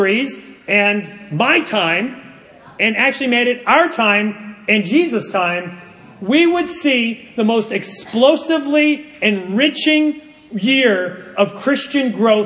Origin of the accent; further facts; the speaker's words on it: United States; I'm an American living in the most individualistic society